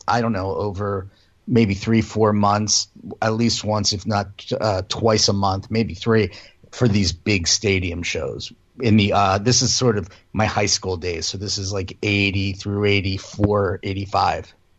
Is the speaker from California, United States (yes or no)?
no; Philadelphia, Pennsylvania, United States; moved away as an adult; also born or lived in Boston / Colorado; I grew up in Philly